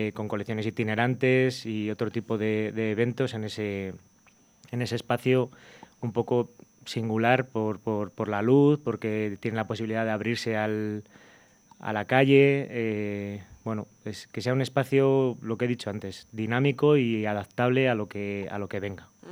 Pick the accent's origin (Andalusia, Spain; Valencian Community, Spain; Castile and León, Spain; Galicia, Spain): Castile and León, Spain; Burgos; soy de Burgos